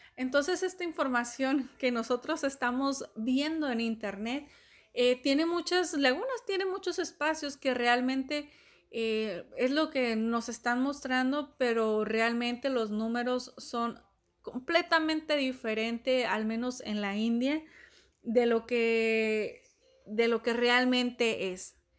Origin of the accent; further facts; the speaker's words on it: Mexico; Acá en México, de donde soy